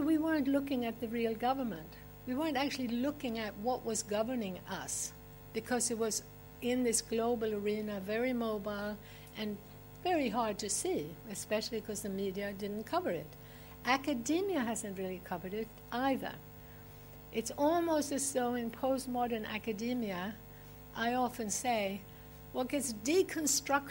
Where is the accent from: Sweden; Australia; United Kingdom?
Sweden; moved away; I'm originally from Sweden